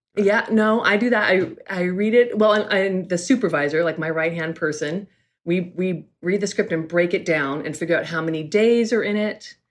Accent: California, United States; also born or lived in New York; I'm from California. I'm a California girl

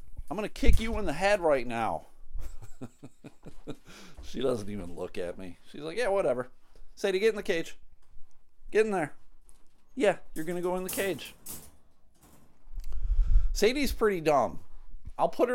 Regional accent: United States; As an American citizen

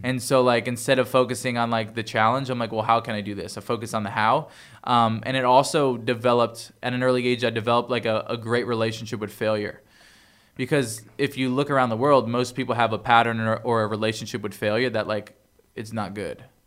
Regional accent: Toms River, New Jersey, United States; moved away as an adult; also born or lived in Bayville, New Jersey; I grew up in Jersey

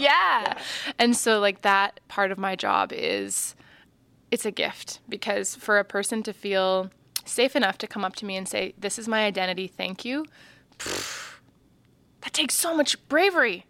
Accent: Martensville, Saskatchewan, Canada; now in Saskatoon, Canada; growing up in Martinsville was really beautiful in some ways.

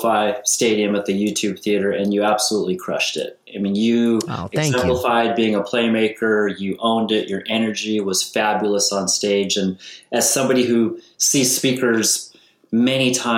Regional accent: New York, United States; now in Santa Barbara, United States; I'm a kid from New York, and I've been out here too long

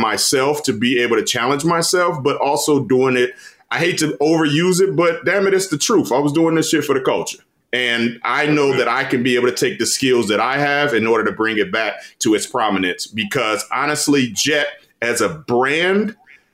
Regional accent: Kansas City, Kansas, United States; a kid from Kansas City, Kansas. Like, I'm from Kansas

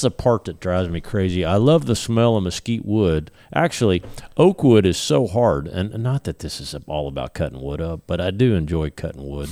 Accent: Texas, United States; being a Texan

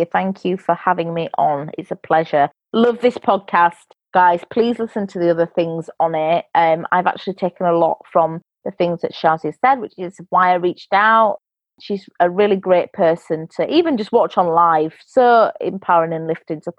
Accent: England, United Kingdom; born there; Obviously, I'm English, half English, born here.

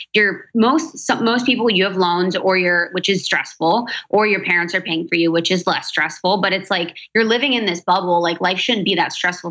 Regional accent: Cincinnati, Ohio, United States; also born or lived in Chicago / New York; now in Los Angeles, United States; I'm from Ohio, from Cincinnati

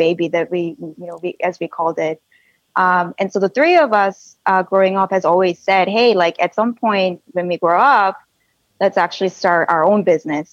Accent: South Korea; now in Silicon Valley, United States; when I was little, growing up in Korea with my two sisters

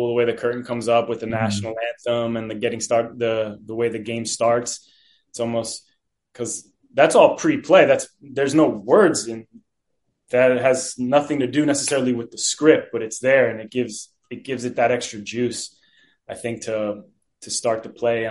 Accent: New Jersey, United States; I grew up in New Jersey.

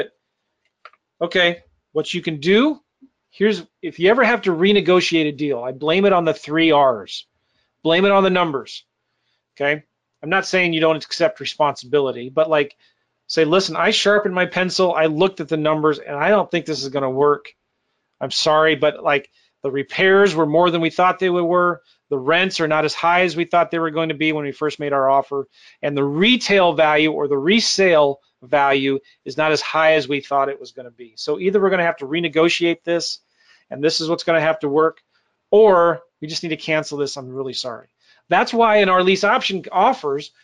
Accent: San Diego, California, United States; It's my hometown stomping grounds. I went to school in near El Cajon, Casa de Oro, right here. My mom lives in Jamul

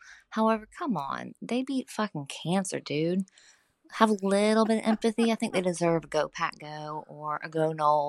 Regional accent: Florida, United States; accent: Floridian; I have a Floridian accent, not a Texan accent.

